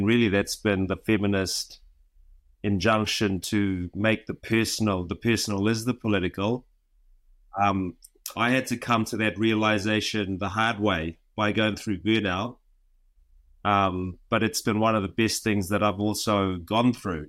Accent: Vanuatu; now in New Zealand; Well, I'm from Vanuatu. I've lived in New Zealand for most of my life.

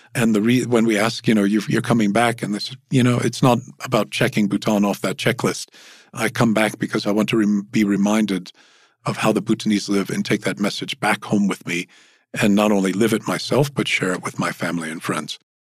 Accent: Louisiana, United States; moved away; I, I come from Louisiana

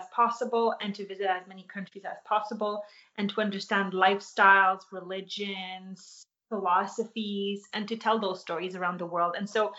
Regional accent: Poland; born there; because I was born in Poland and I had a lot of family there, we went there constantly.

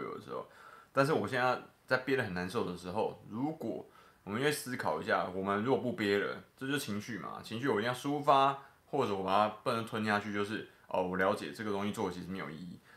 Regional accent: Taiwan; 作为台湾人

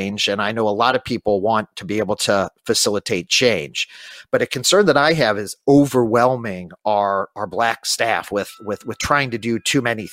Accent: St. Louis, Missouri, United States; I'm from St. Louis

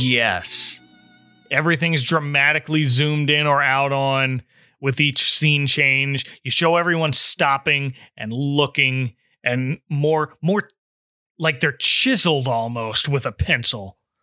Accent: New Jersey, United States; now in Florida, United States; I grew up in New Jersey

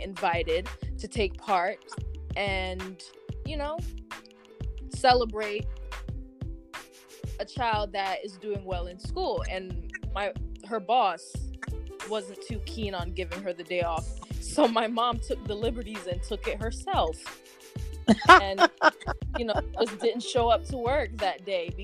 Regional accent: Kingston, Jamaica; I was born in Kingston, Jamaica

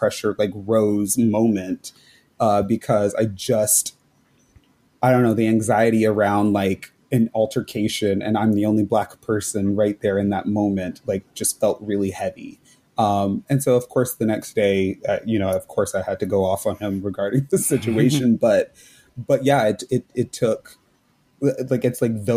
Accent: Las Vegas, Nevada, United States; moved away as an adult; also born or lived in Reno, Nevada / Florida; I grew up in Las Vegas

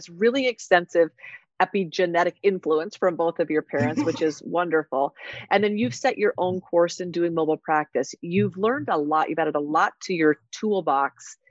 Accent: Iowa, United States; I grew up in Iowa

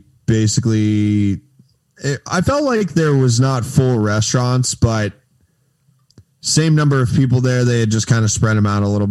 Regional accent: Daytona Beach, Florida, United States; moved away as an adult; also born or lived in Tallahassee, Florida / Fort Lauderdale, Florida; now in Tampa, United States; I am from Daytona Beach area

